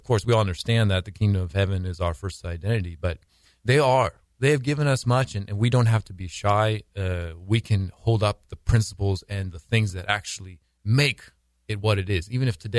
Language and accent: English; United States; But, oh, I mean, I'm American, actually. I was mm-hmm. born here.